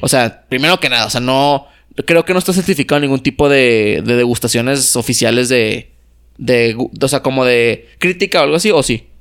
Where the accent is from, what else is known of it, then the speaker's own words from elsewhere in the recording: Mexico; yo tampoco elegí ser mexicano